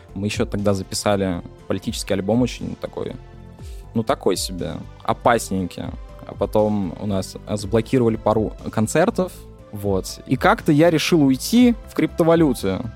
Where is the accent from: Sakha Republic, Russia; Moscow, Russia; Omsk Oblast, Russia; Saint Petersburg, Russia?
Sakha Republic, Russia; Yakutia; я чувак там из Якутии